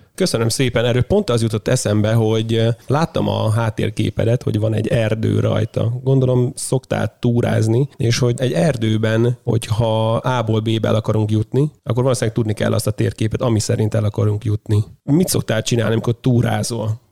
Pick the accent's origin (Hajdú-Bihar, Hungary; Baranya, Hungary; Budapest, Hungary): Hajdú-Bihar, Hungary; Tiszacsege; moved away; én vidékről jövök, tehát Tiszacsegéről